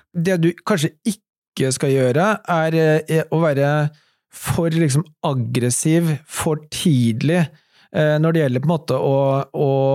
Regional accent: Norway; Alle vi som startet det, var norske

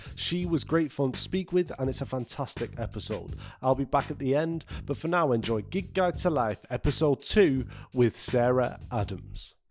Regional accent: Nottingham, East Midlands, United Kingdom; now in Manchester, United Kingdom; I'm originally from Nillingham

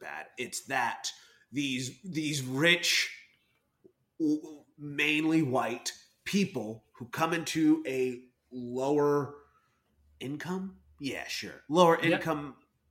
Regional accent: Texas, United States; now in New York, United States; I'm from Texas.

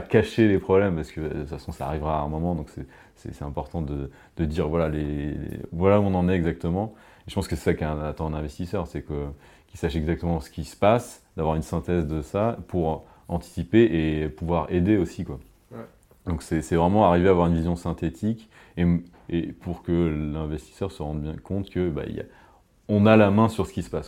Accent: France; on est français

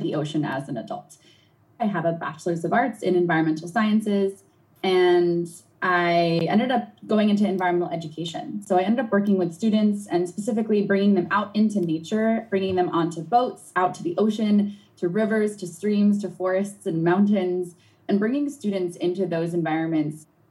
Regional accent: Long Island Sound shore, New England, United States; I grew up in New England on the shore of the Long Island Sound

